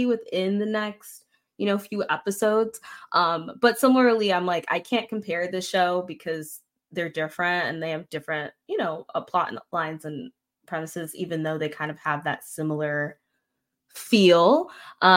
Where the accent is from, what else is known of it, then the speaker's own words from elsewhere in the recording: Florida, United States; moved away; I'm originally from Florida